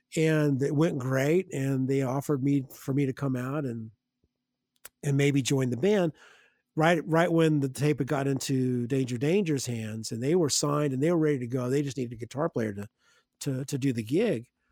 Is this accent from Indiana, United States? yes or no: yes; Evansville, Indiana, United States; I grew up in Evansville, Indiana, so somewhat of a smallish medium-sized Midwest town